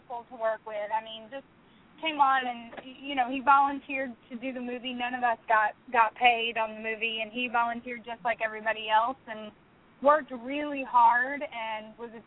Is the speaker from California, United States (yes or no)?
no; Albany, Georgia, United States; moved away as an adult; also born or lived in Orlando, Florida; I grew up in South Georgia, actually. In the same town where Fireproof was made, in Albany. That's my hometown.